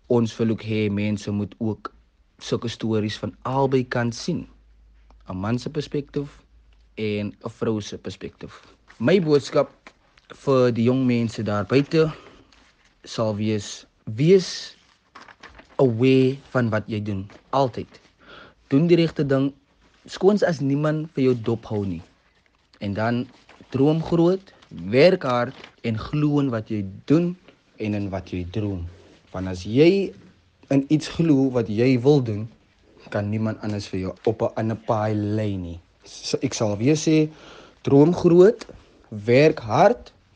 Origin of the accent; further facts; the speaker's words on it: Cape Town, Western Cape, South Africa; gebore en opgegroei in Mitchells Plain